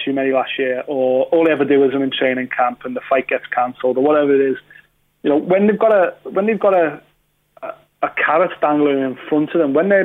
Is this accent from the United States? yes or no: no; United Kingdom; we're British